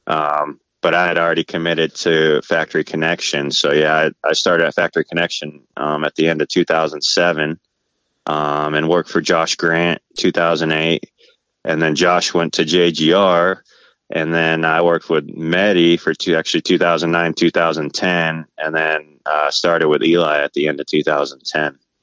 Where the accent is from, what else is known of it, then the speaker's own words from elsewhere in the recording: Valencia, California, United States; so I grew up in Southern California in uh, like Santa Cruz Valley, uh, Valencia area